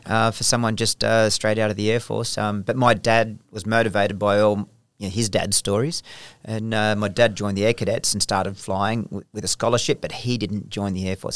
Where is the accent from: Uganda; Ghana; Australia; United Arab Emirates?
Australia; I was taken over as still an Australian officer, so I was still Australian, wearing Australian rank, employed by the Australian government